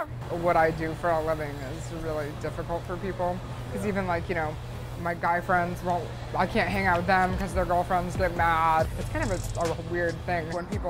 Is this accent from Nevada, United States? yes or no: yes; Reno, Nevada, United States; I'm from Reno. Nevada.